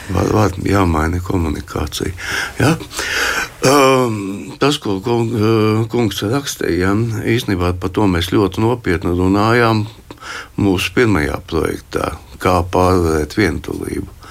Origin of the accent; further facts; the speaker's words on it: Riga, Latvia; es piedzimu Rīgā 53. gadā.